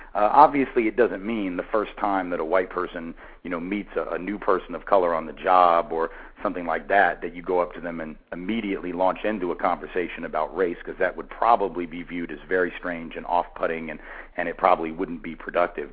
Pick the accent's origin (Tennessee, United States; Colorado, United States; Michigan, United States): Tennessee, United States; Nashville; my hometown, of Nashville